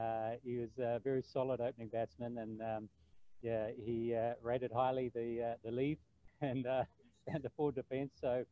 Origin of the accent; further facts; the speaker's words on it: Hamilton, Waikato, New Zealand; also born or lived in Cambridge, New Zealand / Bridge of Allen, Scotland; Hamilton's always been home, and we actually now live just outside of Hamilton in a little town called Cambridge, which is probably the closest town in New Zealand to a Scottish town, a Scottish village.